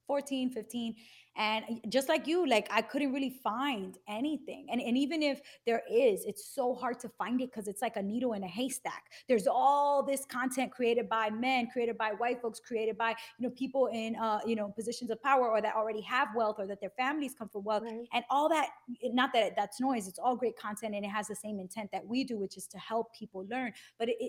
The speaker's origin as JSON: {"language": "English", "town": "New York City", "region": "New York", "country": "United States", "moved": "as an adult", "lives_now": "New Jersey, United States", "said": "I'm from Bushwick, and now I'm in Jersey"}